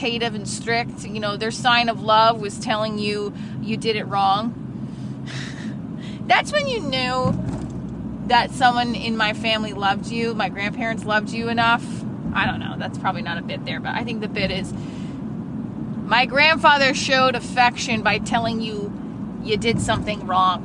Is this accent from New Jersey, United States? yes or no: yes; New Jersey, United States; I grew up in North Jersey. I still live in North Jersey.